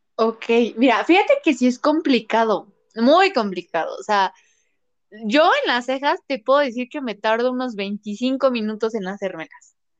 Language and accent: Spanish; Puebla, Mexico; soy, soy de Puebla